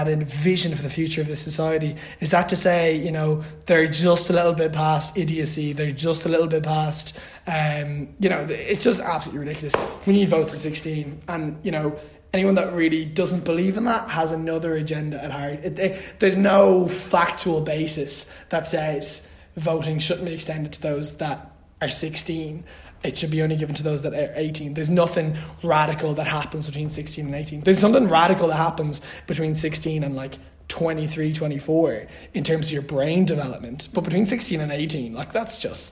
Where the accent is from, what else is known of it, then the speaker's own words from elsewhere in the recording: Louth, Leinster, Ireland; I'm originally from Louth